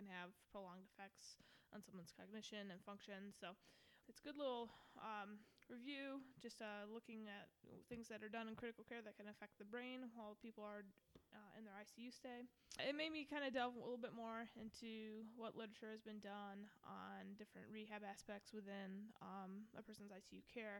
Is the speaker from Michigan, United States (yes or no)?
yes; Michigan, United States; moved away as an adult; now in Atlanta, United States; I come from Michigan.